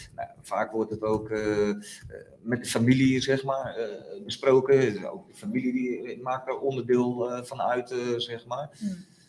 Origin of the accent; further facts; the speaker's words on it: Friesland, Netherlands; moved away; also born or lived in Utrecht; ik voel me met Friesland nog steeds verbonden, zeg maar. Hè. Ik ken de waarden en normen een beetje in Friesland